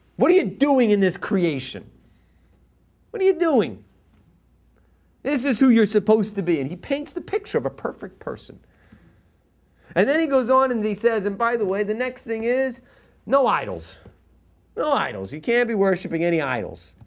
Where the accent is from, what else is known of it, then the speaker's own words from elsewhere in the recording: East Coast, United States; now in Los Angeles, United States; I'm from the East Coast.